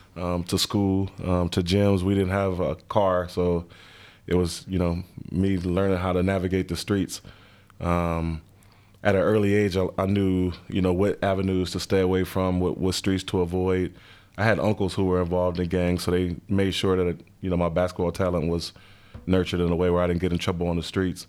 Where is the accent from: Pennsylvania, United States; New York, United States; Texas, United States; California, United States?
California, United States; Los Angeles; moved away as an adult; also born or lived in Cincinnati; I grew up in South Central, uh, L